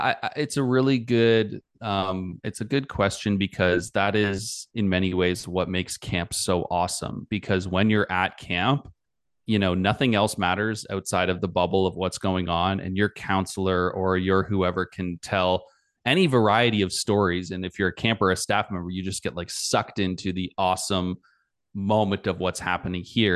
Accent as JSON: {"language": "English", "country": "Canada", "said": "I'm Canadian"}